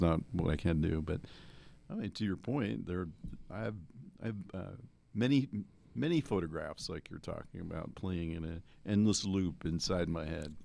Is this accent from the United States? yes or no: yes; New Jersey, United States; moved away; I grew up in New Jersey